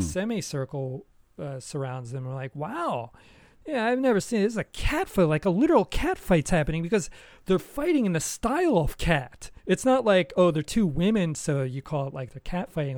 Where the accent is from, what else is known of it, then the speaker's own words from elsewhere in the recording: United States; moved away as an adult; now in Japan; I have not lived in America for almost twenty years